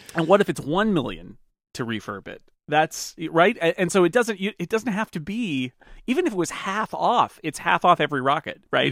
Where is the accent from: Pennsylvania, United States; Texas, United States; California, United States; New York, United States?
California, United States; as a Californian